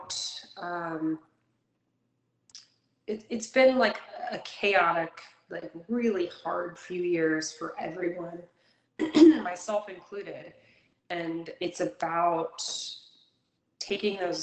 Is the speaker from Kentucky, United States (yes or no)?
yes; Kentucky, United States; also born or lived in New England; now in Florence, United States; I'm actually originally from Kentucky